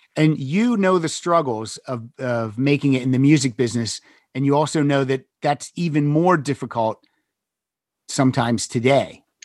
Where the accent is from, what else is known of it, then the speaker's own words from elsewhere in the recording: State College, Pennsylvania, United States; I grew up in Western Pennsylvania, right outside State College, PA